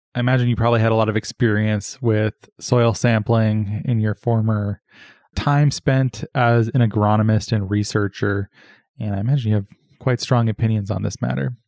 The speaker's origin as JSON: {"language": "English", "region": "Arizona", "country": "United States", "said": "I'm from Arizona"}